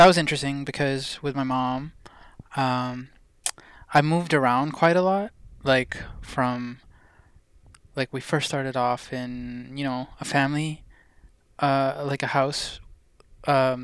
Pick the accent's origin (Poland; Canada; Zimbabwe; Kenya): Canada; also born or lived in India; I was born in India, so, and my parents are both Indian from Punjab, and although I didn't live in India, like, for my childhood, I came to Canada when I was about